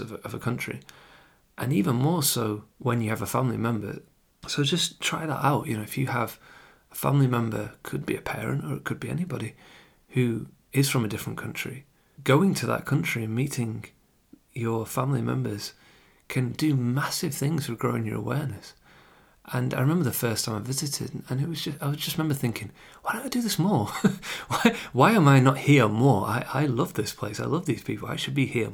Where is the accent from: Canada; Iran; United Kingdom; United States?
United Kingdom; England; obviously I'm English, I live in England, but having Irish family